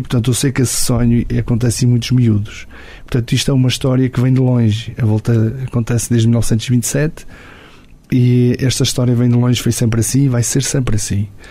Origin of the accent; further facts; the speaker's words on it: Portugal; Eu chegava ao alto da minha aldeia e via a Senhora da Graça